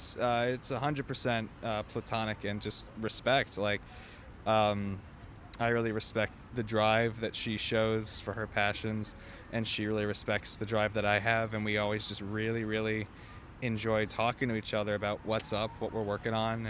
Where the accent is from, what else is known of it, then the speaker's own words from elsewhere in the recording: St. Louis, Missouri, United States; also born or lived in Indiana; now in New York, United States; No, I'm from St. Louis. I went to school in Indiana, and my parents live in Florida